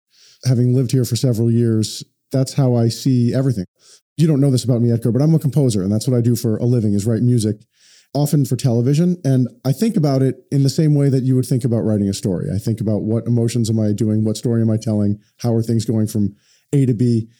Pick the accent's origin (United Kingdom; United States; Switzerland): United States; because I was born in the United States. I've never known anything like